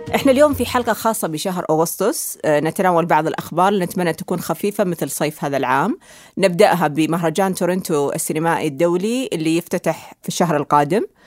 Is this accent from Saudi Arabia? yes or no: yes; Saudi Arabia; لنا كسعوديين